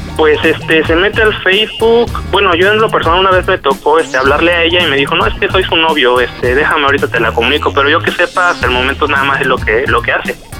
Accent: Cuautla, Morelos, Mexico; de aquí soy, originario de Cuautla.

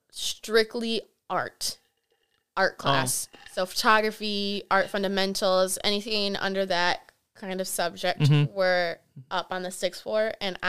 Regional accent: Milwaukee, Wisconsin, United States; I grew up in Milwaukee.

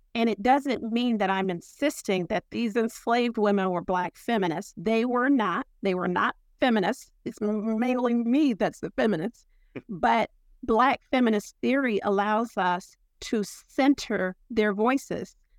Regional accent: Ohio, United States; moved away; also born or lived in Pennsylvania / North Carolina; I'm from Ohio, and, uh, I was educated in Pennsylvania and graduate stu-, school at Duke

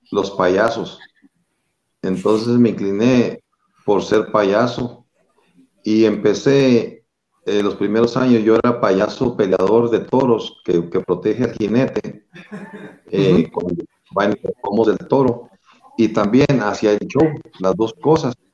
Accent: Cuauhtémoc, Chihuahua, Mexico; also born or lived in Río Palacio; yo soy oriundo de Río Palacio, Chihuahua. De jovencito me, llevaron mis padres a vivir a Cuauhtémoc.

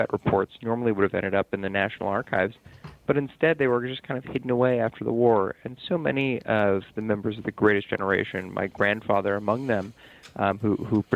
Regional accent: Tucson, Arizona, United States; now in New York City, United States; I grew up in Tucson, Arizona.

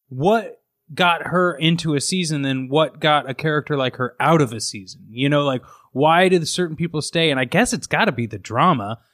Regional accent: Midwest, United States; a dumb kid growing up in the Midwest

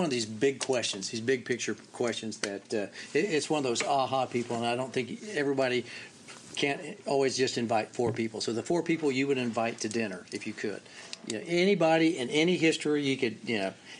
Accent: Oklahoma, United States; moved away as an adult; I'm from Oklahoma.

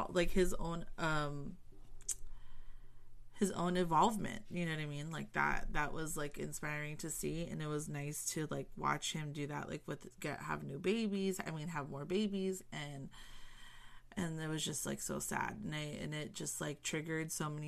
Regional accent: Southern California, United States; I'm from SoCal

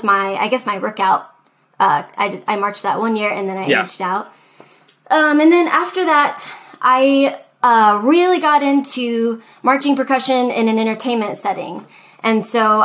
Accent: Dallas, Texas, United States; I'm from Texas. I'm from the Dallas area

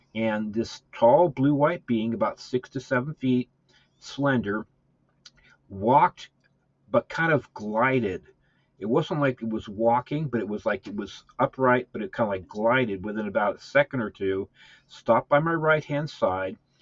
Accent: Southern California, United States; growing up in California, Southern California

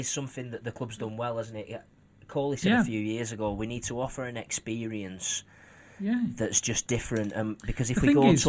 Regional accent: Accrington, North West England, United Kingdom; moved away as an adult; now in Manchester, United Kingdom; It's my shithole. It's my town. It's where I'm from.

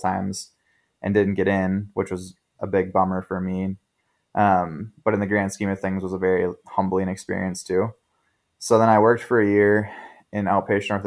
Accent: Minnesota, United States; I grew up in Minnesota originally, a super small town about an hour and a half north of the Twin Cities

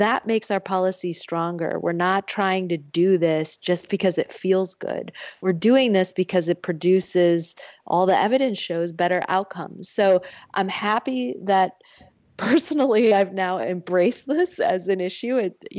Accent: Michigan, United States; I get questions when I go home to my home state of Michigan

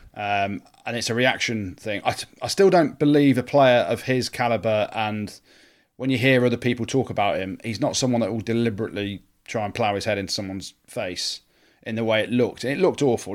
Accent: England, United Kingdom; I'm English

